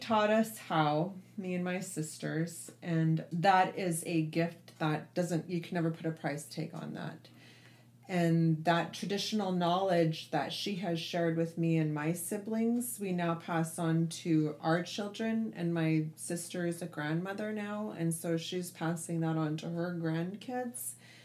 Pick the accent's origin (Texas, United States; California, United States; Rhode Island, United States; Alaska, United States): Alaska, United States; Anchorage; now in Dillingham, United States; I grew up in Anchorage, and then I would come here and I'd spend my entire summers here in the Bristol Bay region